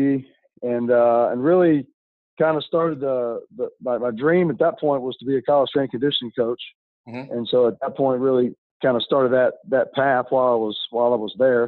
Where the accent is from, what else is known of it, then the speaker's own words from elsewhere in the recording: Brandon, Mississippi, United States; also born or lived in Louisiana; I'm born and raised in Brandon, Mississippi